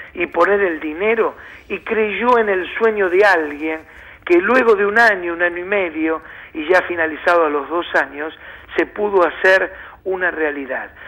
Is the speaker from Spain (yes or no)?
no; Argentina; nosotros vivimos muy atados y más como argentinos al presente